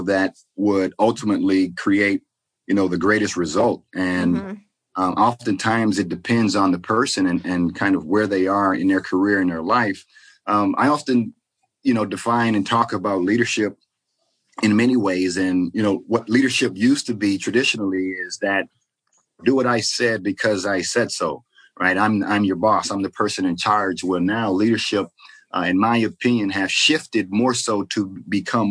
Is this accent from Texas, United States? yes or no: yes; Port Arthur, Texas, United States; moved away; also born or lived in Seattle; I grew up in Texas, from Port Arthur, Texas.